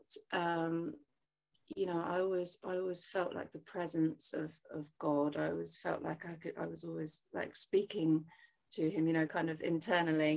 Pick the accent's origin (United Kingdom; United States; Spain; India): United Kingdom; England; although I was born in England and grew up here.